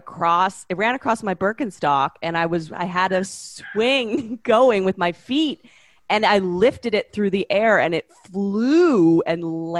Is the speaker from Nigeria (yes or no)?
no; Canada; I'm from Canada. Relax. I'm in the club.